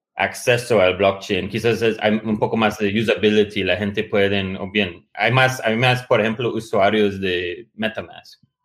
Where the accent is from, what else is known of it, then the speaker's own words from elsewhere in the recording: United States; moved away; also born or lived in Latin America / Porto Alegre; pero sí soy, soy como dicen los mexicanos, soy gringo